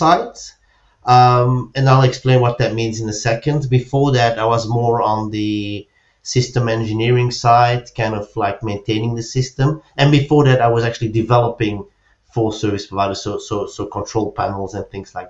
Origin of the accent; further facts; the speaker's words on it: Belgium; moved away as an adult; now in Spain; I'm originally from Belgium. I moved to Spain around 10 years ago